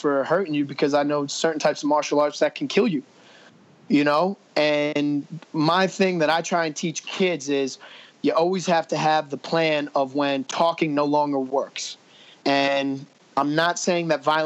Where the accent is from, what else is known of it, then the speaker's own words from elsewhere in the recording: New Jersey, United States; I'm from Jersey.